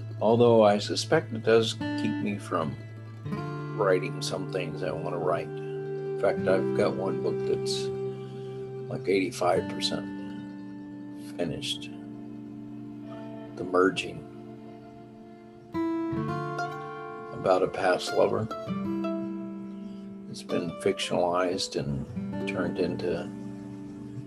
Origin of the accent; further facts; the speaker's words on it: Texas, United States; being a Texan